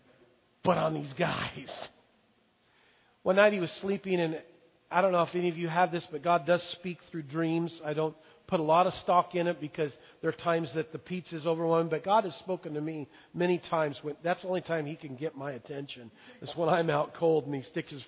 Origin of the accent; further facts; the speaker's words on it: Longview, United States; I was raised in Longview